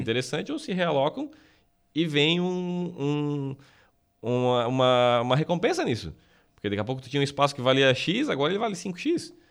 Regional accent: Araranguá, Santa Catarina, Brazil; A gente é de Araranguá

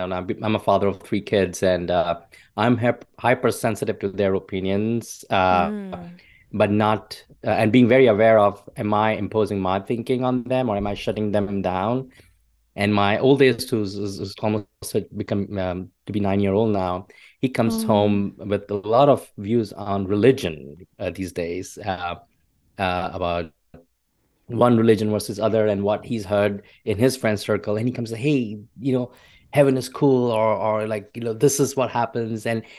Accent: India; I grew up in India, where you know the opportunities for growth were very limited

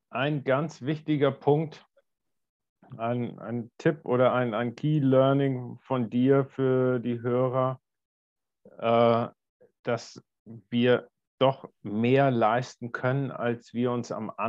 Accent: Wallsee, Lower Austria, Austria; Ja, ich bin in meiner, meinem Heimatort Walsee

